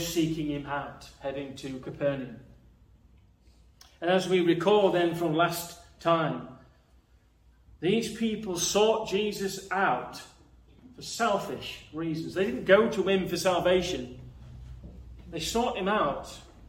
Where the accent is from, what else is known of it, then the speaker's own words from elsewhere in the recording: Nottinghamshire, East Midlands, United Kingdom; I'm from Nottinghamshire